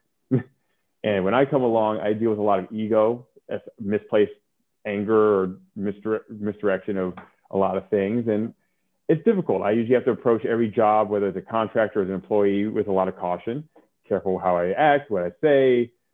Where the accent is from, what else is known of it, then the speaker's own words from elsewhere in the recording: Oakland, California, United States; also born or lived in New York; I grew up in California